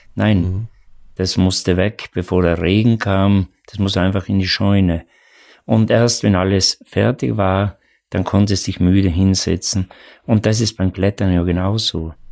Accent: South Tyrol, Trentino-Alto Adige, Italy; born or raised there

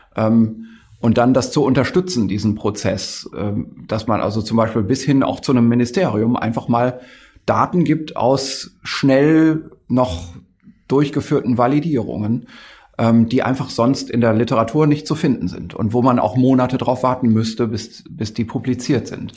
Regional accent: the North, Northern Germany, Germany; Ich komme ja aus dem Norden. Das ist so mein, meine Kindheit lief immer NDR im Radio

